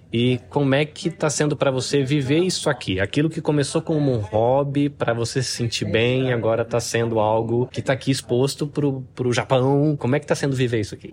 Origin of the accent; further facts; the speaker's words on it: near Campinas, interior of São Paulo, Brazil; also born or lived in Salvador, Bahia; now in Japan; Eu morei, cresci no interior de São Paulo, inclusive pé de Campinas. Uhum. Eu sou nascido em Salvador, na Bahia, mas cresci de pé de Campinas